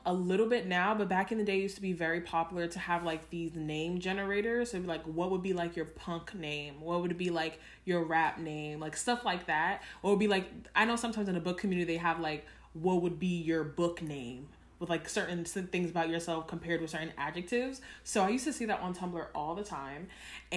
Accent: New York, United States; as a New Yorker

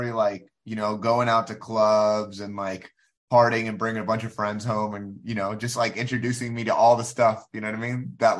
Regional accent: Bronx, New York, United States; born there; And then, I was born in the Bronx. I got sent to military school in Texas for being a bad boy.

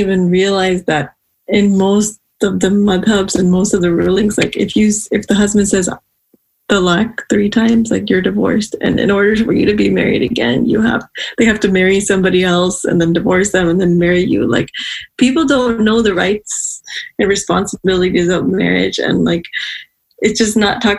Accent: Pakistan; I come from Pakistan

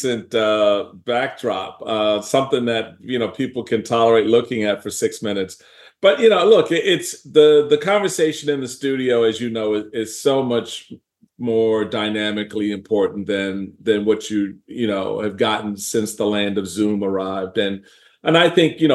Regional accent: Washington, District of Columbia, United States; now in Maryland, United States; I was born here in Maryland at Andrews Air Force Base. I was raised in Washington, D.C., so I'm a native Washingtonian, and spent my entire life growing up there.

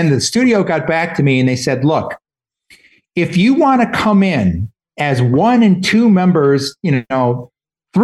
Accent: Detroit, Michigan, United States; moved away as an adult; now in Boston, United States; But I was born and raised in Detroit.

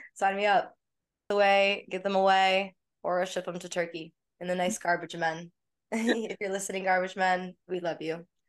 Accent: United States; as like an American.

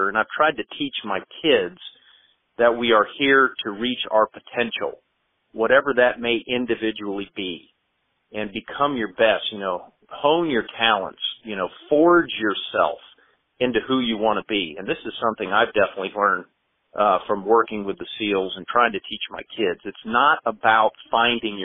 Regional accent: James River, just west of Richmond, Virginia, United States; also born or lived in Washington, D.C.; I was born in Washington, D.C., actually, but raised on the James River just west of Richmond

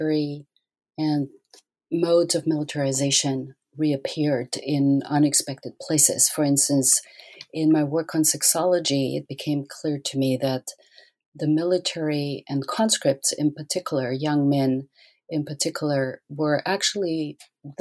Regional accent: Austria; moved away; I grew up in Austria

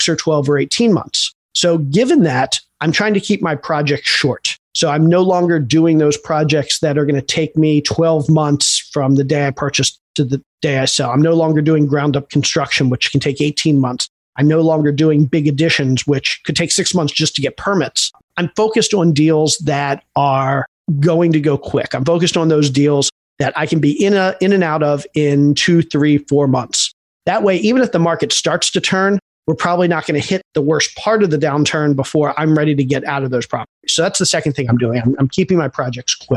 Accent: Baltimore, Maryland, United States; moved away as an adult; also born or lived in Atlanta, Georgia; I grew up in Baltimore

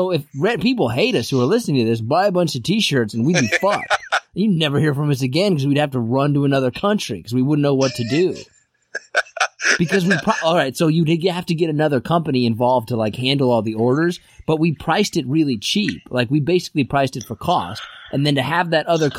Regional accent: Kansas, United States; growing up in Kansas

